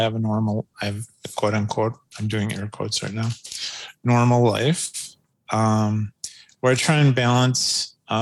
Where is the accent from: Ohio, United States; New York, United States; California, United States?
New York, United States; Rochester; moved away as an adult; also born or lived in Chicago / Philadelphia / Ithaca; now in Milwaukee, United States; I'm originally from Rochester, New York.